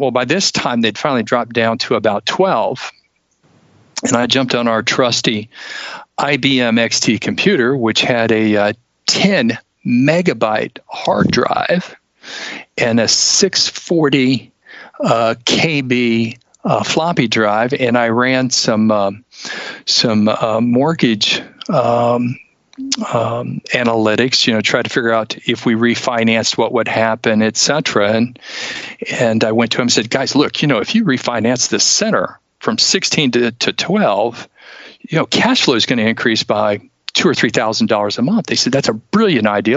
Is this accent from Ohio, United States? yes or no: yes; Ohio, United States; moved away as an adult; also born or lived in Tacoma, Washington; now in Charleston, United States; grew up in Ohio up until about three years ago